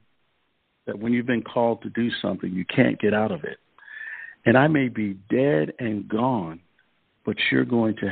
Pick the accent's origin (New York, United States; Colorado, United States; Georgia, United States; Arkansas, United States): New York, United States; Rochester; I was a fourth grade student growing up in Rochester, New York